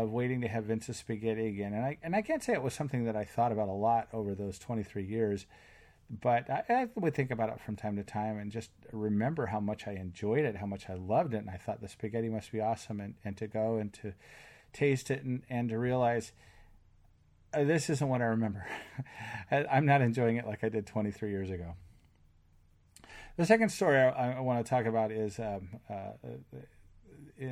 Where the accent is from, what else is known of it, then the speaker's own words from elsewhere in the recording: West Covina, California, United States; moved away as an adult; also born or lived in Utah / Oregon; now in Washington, United States; I grew up in West Covina, California